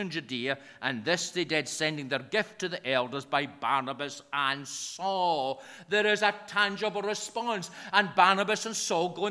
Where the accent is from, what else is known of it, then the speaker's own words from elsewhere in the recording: Lanarkshire, Scotland, United Kingdom; accent: broad Lanarkshire; my broad Lanarkshire accent